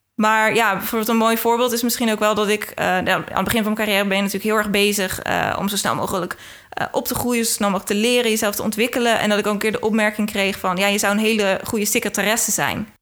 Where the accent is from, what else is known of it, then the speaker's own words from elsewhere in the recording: Rotterdam, South Holland, Netherlands; ik ben half Engels, maar echt opgegroeid in Rotterdam